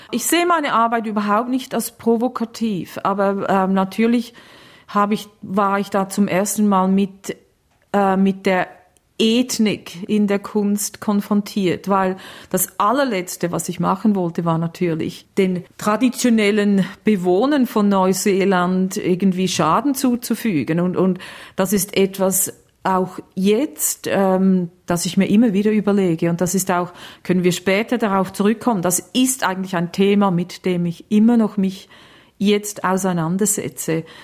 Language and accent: German; Australia; Ich Doppelbürgerin? Ich bin Australierin, aber ich, es ist mir völlig bewusst, dass ähm, Leute vor mir hier waren und dass ähm, ich quasi auf gestohlenem Land wohne.